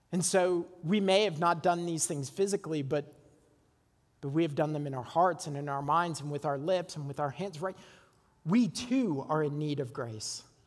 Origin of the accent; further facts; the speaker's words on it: Burlington, Ontario, Canada; Burlington, Ontario, overlooking Lake Ontario, my hometown.